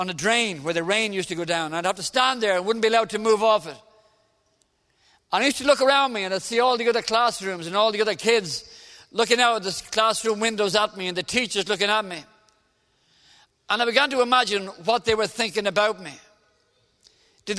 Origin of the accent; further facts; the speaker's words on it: Dublin, Leinster, Ireland; I'm Irish. I come from Dublin in the south of Ireland.